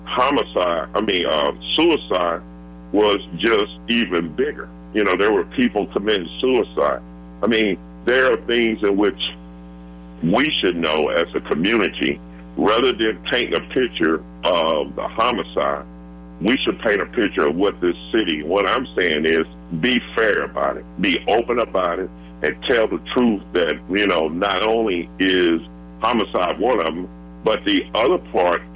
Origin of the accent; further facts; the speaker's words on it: United States; where I grew up at over on Clifton, which is right off between Dr. Martin Luther King